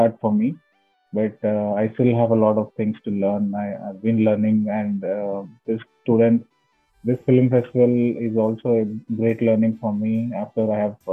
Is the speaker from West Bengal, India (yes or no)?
no; Hyderabad, Telangana, India; I'm basically from Hyderabad, India